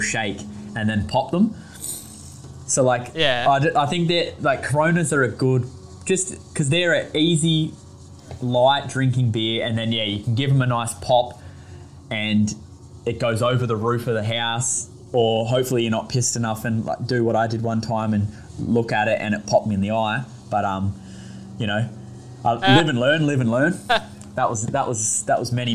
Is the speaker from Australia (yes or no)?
yes; Australia; now in New Zealand; I'm Australian